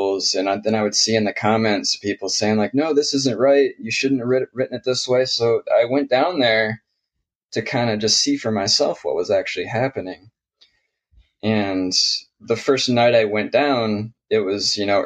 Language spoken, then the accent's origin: English; Michigan near Detroit, United States; now in Portland, United States; I grew up in Michigan near Detroit